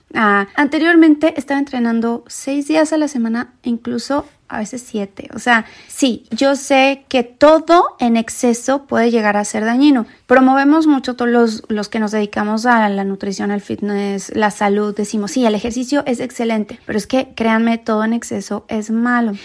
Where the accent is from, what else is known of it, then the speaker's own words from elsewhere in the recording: Mexico; now in United States; yo soy mexicana, ¿verdad? Pero bueno, yo vivo en Estados Unidos